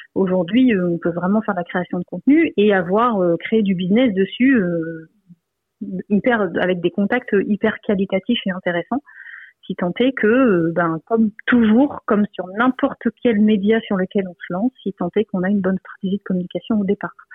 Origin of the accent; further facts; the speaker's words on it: Lille, Hauts-de-France, France; je suis de Lille